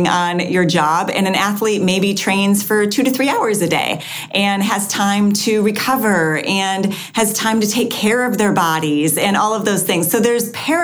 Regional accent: Wisconsin, United States; moved away; also born or lived in Florida; I grew up in Wisconsin

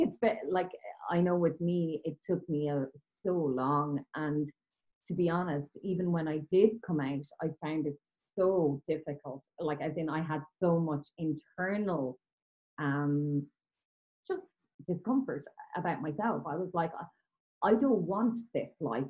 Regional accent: Kilkenny, Leinster, Ireland; I was growing up in Kilkenny in Ireland

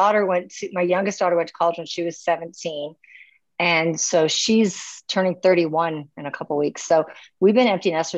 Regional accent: North Dakota, United States; moved away as an adult; also born or lived in Minnesota; now in Edmonton, Canada; I'm originally from Minnesota, and I went to high school in North Dakota

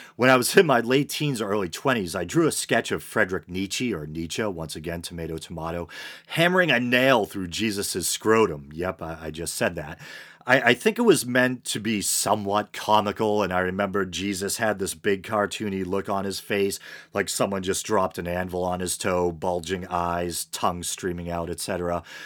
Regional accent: Massachusetts, United States; my home state, Massachusetts

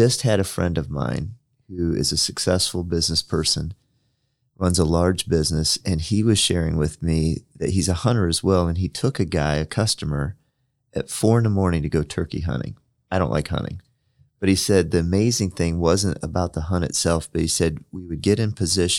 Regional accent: Illinois, United States; I grew up in Illinois

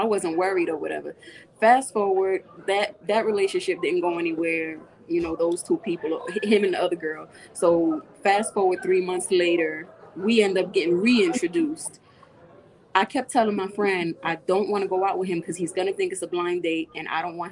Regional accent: Jersey City, New Jersey, United States; We're from Jersey. I grew up in Jersey City

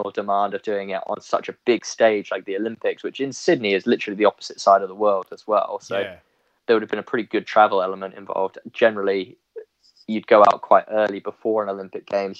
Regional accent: Ipswich, East of England, United Kingdom; we're from Ipswich.

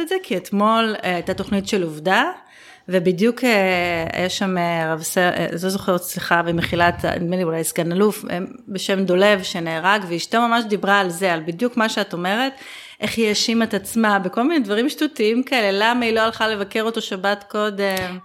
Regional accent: Ginosar, Northern District, Israel; אצלנו בקיבוץ גנוסר, הקיבוץ שבו אבא שלי אה, חי את רוב שנותיו וגם אני נולדתי בו וגדלתי בו

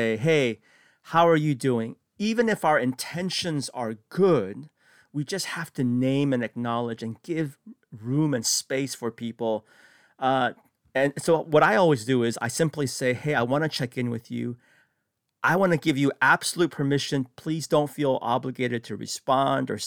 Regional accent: San Francisco, California, United States; I grew up in San Francisco

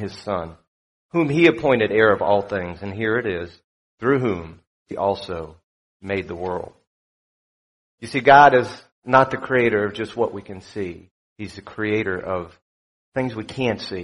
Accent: South Florida, United States; also born or lived in New York; I grew up in South Florida

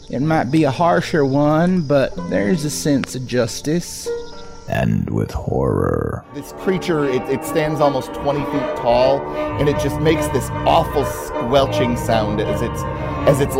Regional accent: California, United States; I, I grew up in California.

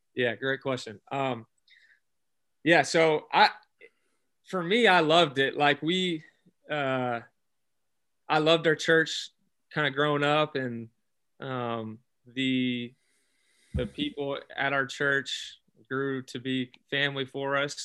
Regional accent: Alabama, United States; I grew up in Alabama.

